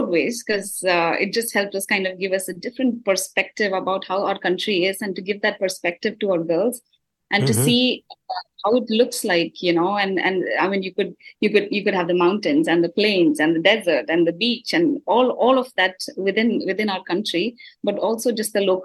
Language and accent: English; India; I'm Indian